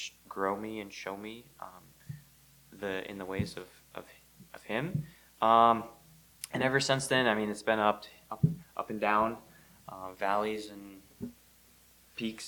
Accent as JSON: {"language": "English", "town": "South Paris", "region": "Maine", "country": "United States", "tie": "born or raised there", "said": "I was raised in South Paris Baptist Church"}